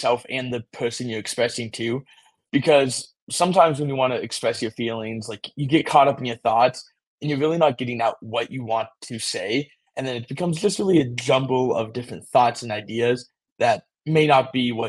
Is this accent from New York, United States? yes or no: no; Las Vegas, Nevada, United States; I'm from Las Vegas, Nevada